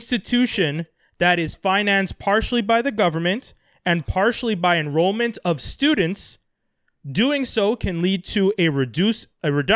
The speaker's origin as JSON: {"language": "English", "region": "Quebec", "country": "Canada", "tie": "born or raised there", "said": "as a Canadian who was born here in Quebec"}